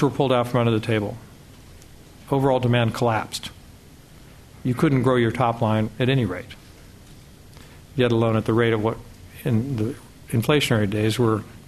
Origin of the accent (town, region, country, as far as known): United States